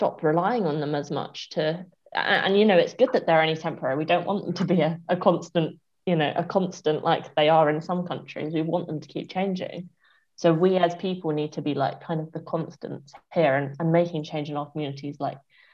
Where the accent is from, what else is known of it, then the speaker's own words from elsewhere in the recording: England, United Kingdom; we're all English, we're all proud